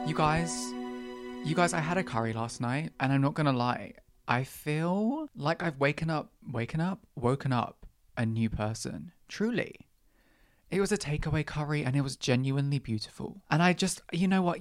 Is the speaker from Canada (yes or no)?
no; Ireland; I'm also Irish